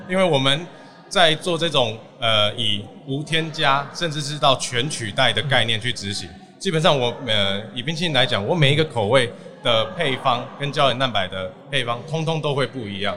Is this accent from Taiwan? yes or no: yes; Taiwan; 我们台湾是除了一级产业、二级产业之外